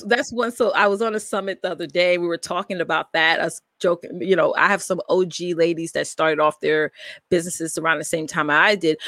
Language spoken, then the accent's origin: English; New York, United States; I am from New York, uh, born and raised here in New York.